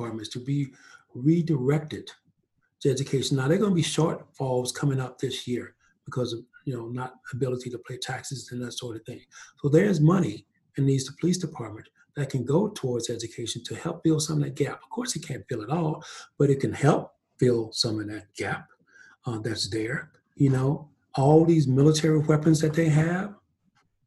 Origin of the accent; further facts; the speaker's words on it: East Texas, United States; now in Denver, United States; I grew up in East Texas